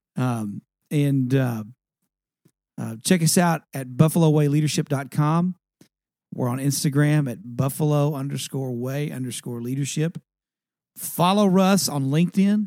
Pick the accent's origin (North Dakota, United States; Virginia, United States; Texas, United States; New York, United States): Texas, United States; East; I grew up in East Texas